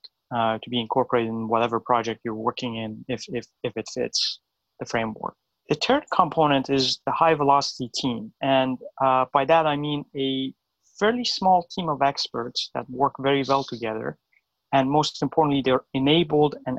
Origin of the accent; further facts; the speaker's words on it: Iran; moved away as an adult; now in United States; I was born in Iran. I moved to the U.S. about 13 years ago